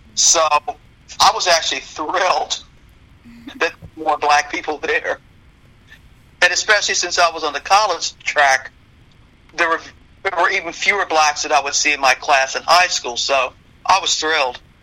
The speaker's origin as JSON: {"language": "English", "town": "Rockville", "region": "Maryland", "country": "United States", "tie": "born or raised there", "said": "I grew up in Rockville."}